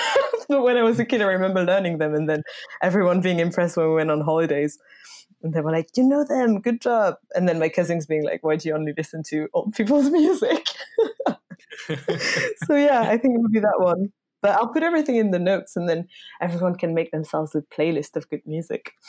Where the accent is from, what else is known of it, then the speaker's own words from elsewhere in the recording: France; English is a second language; moved away; I grew up in France